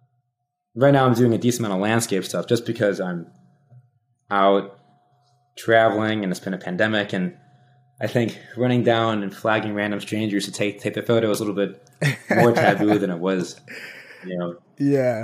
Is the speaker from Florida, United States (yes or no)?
no; Rockford, Illinois, United States; my hometown's Rockford, Illinois